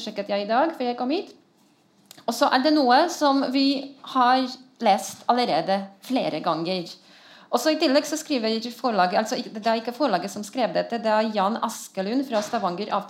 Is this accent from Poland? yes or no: yes; Poland; Jeg er polsk, jeg har lov til det.